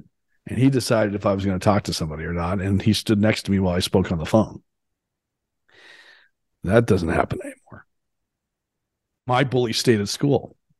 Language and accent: English; Canada; for me, it was 18 because I grew up in Canada